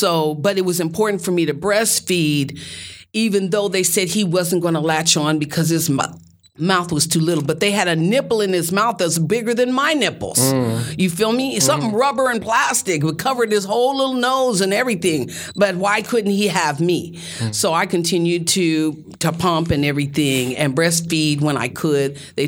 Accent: Denver, Colorado, United States; born there; I was born in Denver, Colorado.

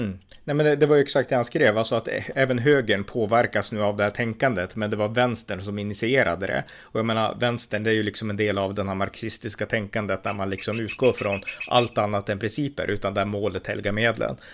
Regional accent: Sweden

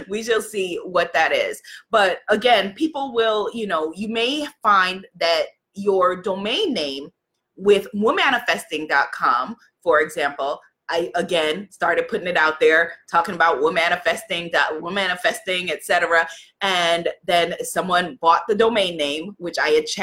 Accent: New York, United States; I'm from New York.

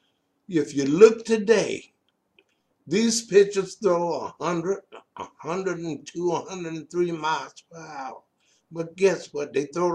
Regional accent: Roanoke, Virginia, United States; I am from Pinkett's Court on the outskirts of Roanoke.

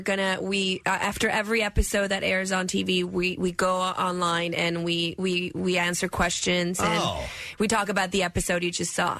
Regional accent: Buenos Aires, Argentina; English is a second language; now in United States; Buenos Aires, in Argentina.

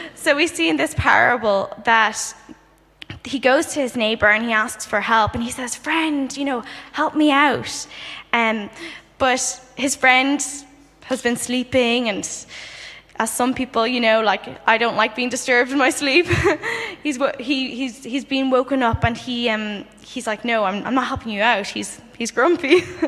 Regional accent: Dublin, Leinster, Ireland; moved away as an adult; now in London, United Kingdom; I'm originally from Dublin, Ireland, and I recently moved to um, London to do a master's.

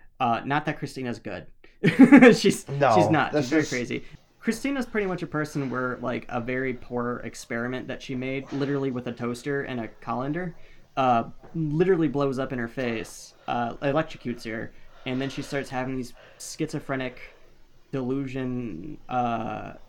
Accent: Midwest, United States; We're from the Midwest

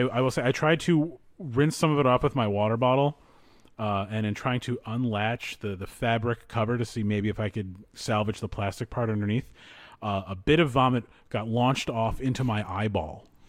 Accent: East Coast, United States; moved away; I grew up on the East Coast

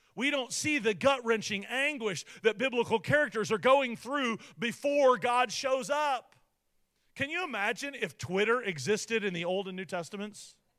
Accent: United States; for me as an American

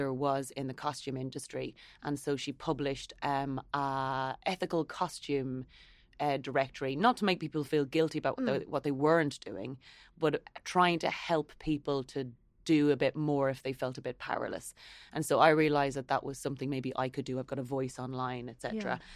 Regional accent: Ireland; things that I think we all have as Irish people is being conscientious

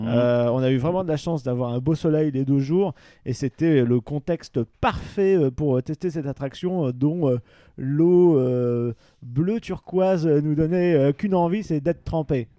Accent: Pas-de-Calais, Hauts-de-France, France; moved away; j'étais du Pas-de-Calais

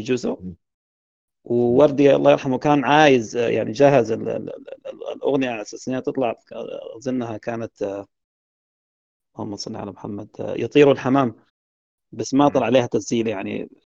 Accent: Sudan; عندنا في السودان

